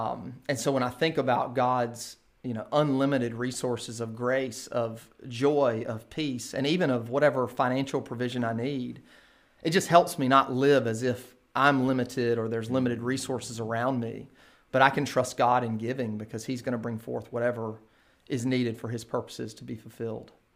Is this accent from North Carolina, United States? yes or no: yes; Kinston, North Carolina, United States; now in Durham, United States; born and raised in Kinston, North Carolina